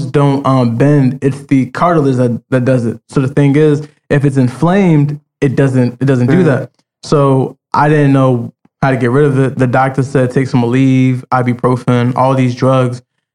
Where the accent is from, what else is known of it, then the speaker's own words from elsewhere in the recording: Roselle, United States; growing up in Roselle